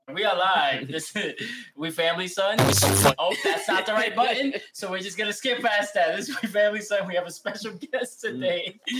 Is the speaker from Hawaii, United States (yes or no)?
no; New York, United States; now in Daytona, United States; We're from New York, but we're actually in Florida as of like 2020.